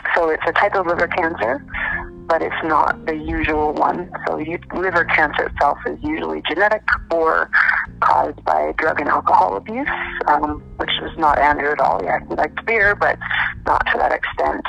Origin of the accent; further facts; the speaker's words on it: Calgary, Alberta, Canada; I'm from Calgary, Alberta, Canada